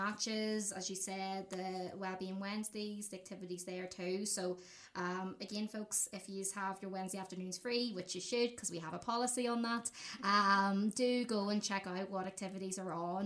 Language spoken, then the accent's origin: English; Fermanagh, Northern Ireland, United Kingdom; I love saying I'm from Fermanagh. So I'm from Fermanagh, and, you know, it's literally like in the middle of nowhere